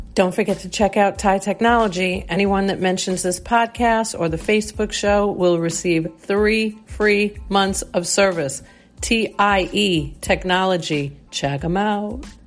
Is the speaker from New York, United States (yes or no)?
yes; Long Island, New York, United States; Really spent years and years of our lives growing up in Long Island, New York